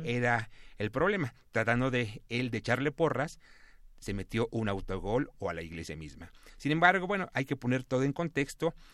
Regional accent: Mexico; este nuevo pueblo que somos los mexicanos de ahora

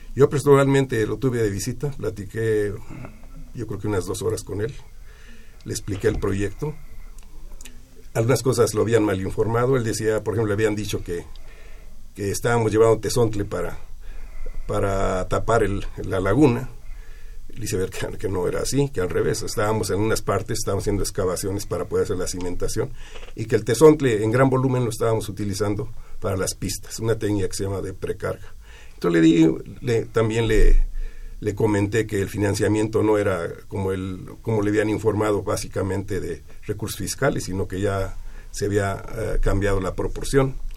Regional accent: Mexico; somos mexicanos

